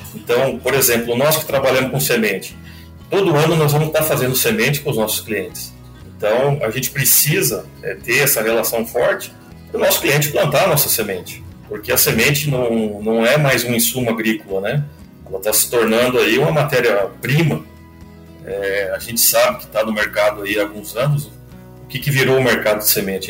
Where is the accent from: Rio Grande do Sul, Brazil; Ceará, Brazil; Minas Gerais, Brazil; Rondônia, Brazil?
Rondônia, Brazil; Vilhena; also born or lived in Lages, Santa Catarina; now in Mato Grosso, Brazil; Eu sou nascido em Lages, mas a minha família toda é, é de Blumenau, é Santa Catarina. Eu fui criado a maior parte da minha vida no estado de Rondônia, na cidade de Vilhena